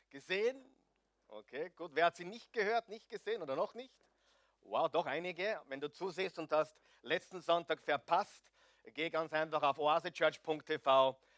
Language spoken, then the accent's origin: German; Austria; Ich weiß, wir sind Österreicher. Nur die Skandinavier sind noch schlimmer.